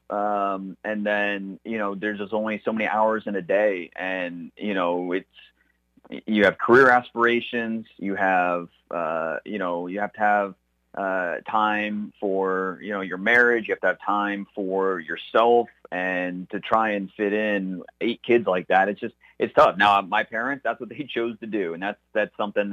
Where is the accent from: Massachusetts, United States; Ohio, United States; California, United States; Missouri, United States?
Ohio, United States; Northeast; Growing up in Northeast Ohio